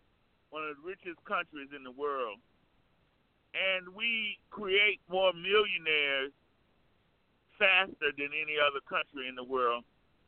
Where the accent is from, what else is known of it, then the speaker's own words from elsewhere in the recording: United States; an American